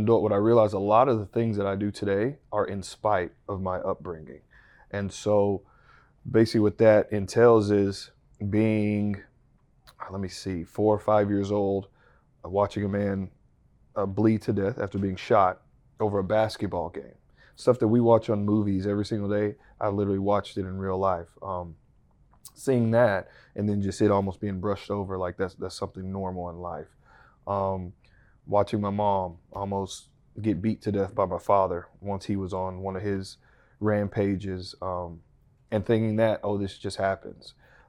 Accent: Texas, United States; I'm from the Texas Panhandle. I did it every season.

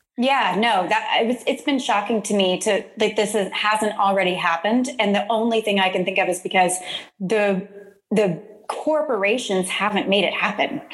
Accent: Deer Park, Texas, United States; moved away as an adult; also born or lived in New York City; now in Houston, United States; I grew up in Deer Park, mm-hmm. um, right along the Houston Ship Channel

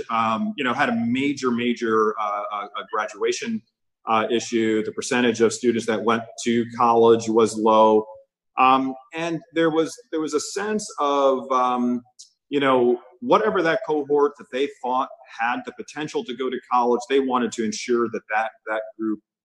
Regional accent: Amityville, New York, United States; moved away as an adult; also born or lived in Christiansted, St. Croix, U.S. Virgin Islands / Minnesota; But I grew up in a wonderful place out on the south shore of Long Island named Amityville, New York

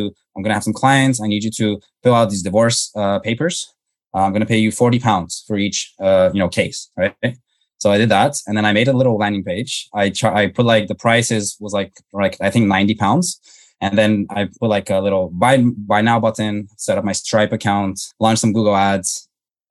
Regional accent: Toronto, Ontario, Canada; I grew up in Canada. So grew up in suburban Toronto

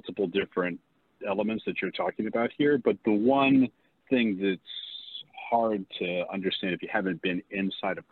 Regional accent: Bethesda, Maryland, United States; now in Virginia, United States; I grew up in Bethesda, Maryland

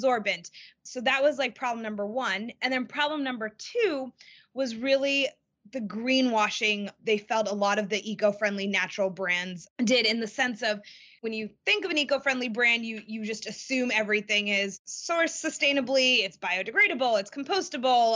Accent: Boston, Massachusetts, United States; I grew up in the Boston area

